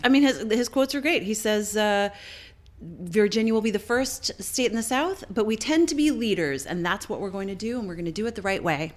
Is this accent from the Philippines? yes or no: no; Canada; Fellow Canadian